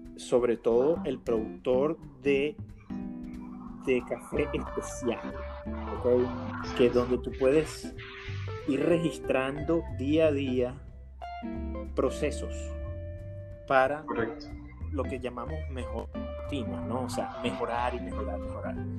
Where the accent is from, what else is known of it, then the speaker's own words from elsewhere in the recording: Caracas, Capital District, Venezuela; moved away as an adult; also born or lived in Maracay; yo me crié en Caracas, pero mi vida intermitentemente fue hecha en Maracay